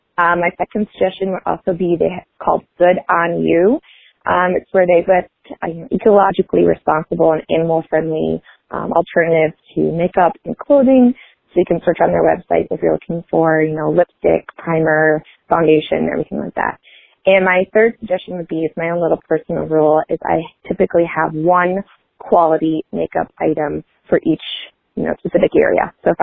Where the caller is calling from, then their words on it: Michigan, United States; I'm calling from Michigan